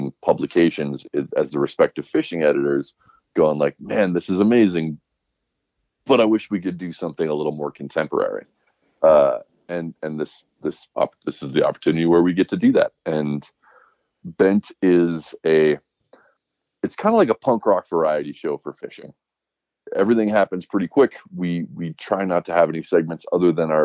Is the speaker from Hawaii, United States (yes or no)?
yes; Oahu, Hawaii, United States; also born or lived in Alaska / Montana; now in Bozeman, United States; I grew up on Oahu where there's far less of a hunting culture